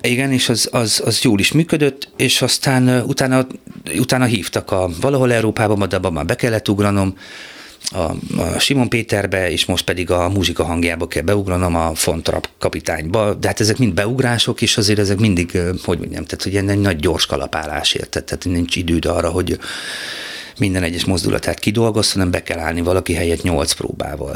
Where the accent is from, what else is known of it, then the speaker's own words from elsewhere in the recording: Szirma, Borsod-Abaúj-Zemplén, Hungary; ezzel szírmán nem nagyon foglalkoztak, ahol születtem